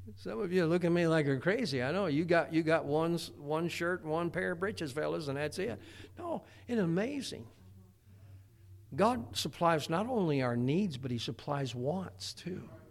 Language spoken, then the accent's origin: English; Indiana, United States; growing up in Indiana, there was a lot of tornadoes around